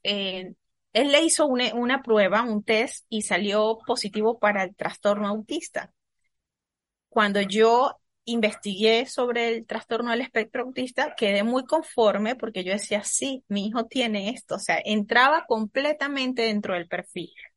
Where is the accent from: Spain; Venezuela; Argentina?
Venezuela; the Venezuelan Andes; moved away as an adult; also born or lived in Caracas; soy de Venezuela, nací en los Andes, soy de la parte andina, de la cordillera de aquí del país